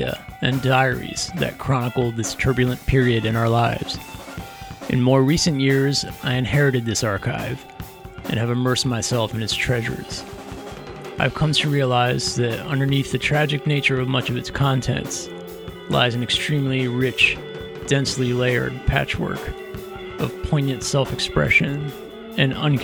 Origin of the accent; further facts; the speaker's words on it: Middletown, Pennsylvania, United States; I grew up in Middletown, Pennsylvania, just minutes from Three Mile Island